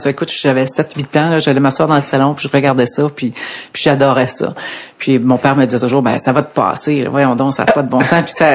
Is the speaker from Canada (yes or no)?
yes; Laval, Quebec, Canada; also born or lived in Ottawa / Montreal; Je suis native de Laval. OK. Je, suis né là et euh, j'ai vécu là pas mal toute ma vie, sauf quand j'ai commencé à travailler. Je suis allé deux ans à Ottawa